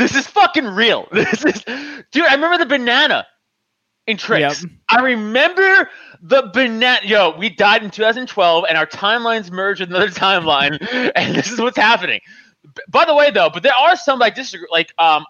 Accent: New York, United States; moved away as an adult; now in Pennsylvania, United States; I grew up in Staten Island

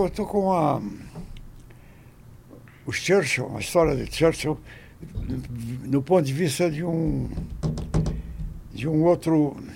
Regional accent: Ubá, Minas Gerais, Brazil; born there; also born or lived in Rio de Janeiro; Então eu fui registrado aqui no Rio. Mas eu nasci lá em Ubá, falei.

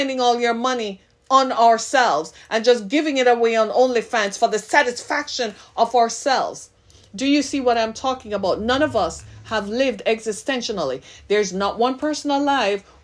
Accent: Jamaica; now in Detroit, United States; I am Jamaican by birth, by ethnicity.

